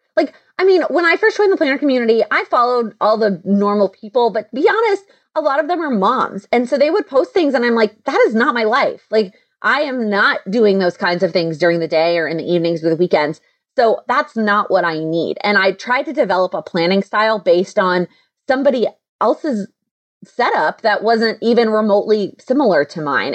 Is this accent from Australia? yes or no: no; Texas, United States; moved away; I'm originally from Texas